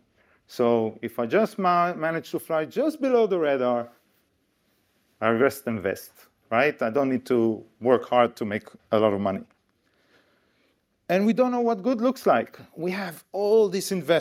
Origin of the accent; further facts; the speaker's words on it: Israel; moved away as an adult; now in United Kingdom; I come from Israel. In case you don't know where Israel is, here's a map. This is how we Israelis see the world. And I came to the UK almost 20 years ago.